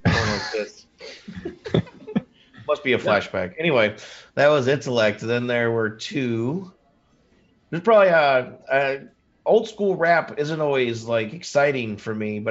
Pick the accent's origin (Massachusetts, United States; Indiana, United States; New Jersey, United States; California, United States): Indiana, United States; I'm a dude from Indiana